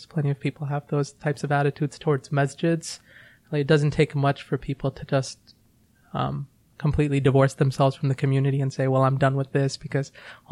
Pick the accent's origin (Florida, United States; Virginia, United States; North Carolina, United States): Virginia, United States; I grew up in Virginia